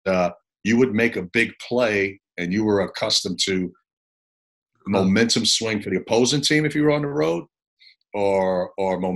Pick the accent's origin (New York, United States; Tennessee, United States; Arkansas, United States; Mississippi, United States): New York, United States; New York City; moved away as an adult; also born or lived in Puerto Rico / Memphis / Columbia, South Carolina; I grew up in the Bronx, New York